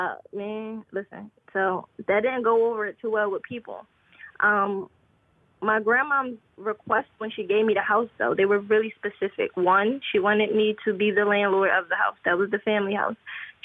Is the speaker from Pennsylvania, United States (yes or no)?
yes; Philadelphia, Pennsylvania, United States; So I'm in Pennsylvania. I'm originally from Philadelphia, and I just moved like to upstate Pennsylvania.